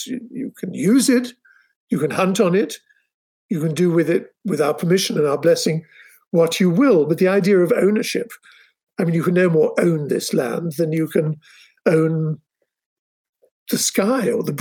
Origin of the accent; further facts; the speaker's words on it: England, United Kingdom; I'm English